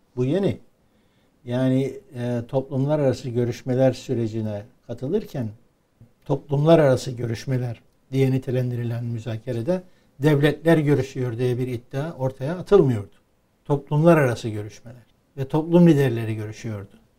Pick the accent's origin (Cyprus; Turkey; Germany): Cyprus